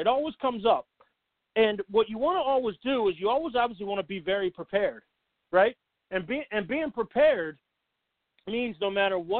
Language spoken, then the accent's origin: English; St. Louis, Missouri, United States; born there; also born or lived in Philadelphia / Southern Illinois / Seattle; now in Boston, United States; You know, I'm not from Boston, right? Born in St. Louis, spent some time in Philadelphia. I'm back to St. Louis, moved over to Southern Illinois for a little while, up to Seattle for the better part of 3 years or so, and back to Philly. Then up here to Boston.